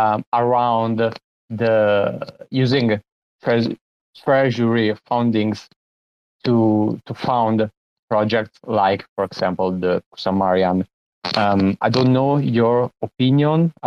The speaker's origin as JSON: {"language": "English", "country": "Italy", "said": "from Italy"}